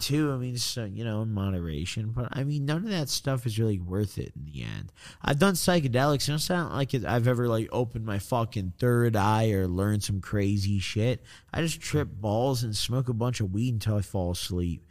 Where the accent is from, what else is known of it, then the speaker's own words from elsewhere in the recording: Illinois, United States; I'm from Illinois.